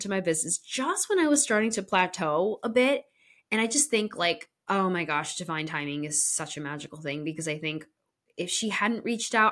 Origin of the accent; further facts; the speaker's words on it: Connecticut, United States; My hometown in Connecticut neighbored actually the town that my parents currently live